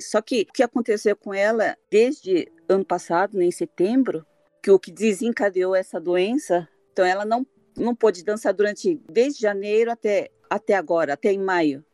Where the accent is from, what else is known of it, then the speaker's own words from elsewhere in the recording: Brazil; moved away as an adult; now in Hokkaido, Japan; eu saí do Brasil com 22 anos e vim para o Japão